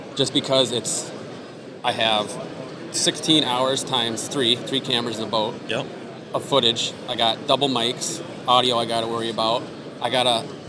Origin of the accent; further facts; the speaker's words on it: Iowa, United States; moved away; also born or lived in Wisconsin; I grew up in Iowa.